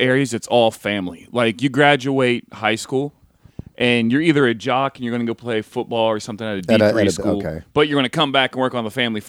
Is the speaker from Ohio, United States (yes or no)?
yes; Unionville Center, Ohio, United States; moved away as an adult; also born or lived in Columbus, Ohio; now in Los Angeles, United States; I grew up in a little town called Unionville Center, Ohio.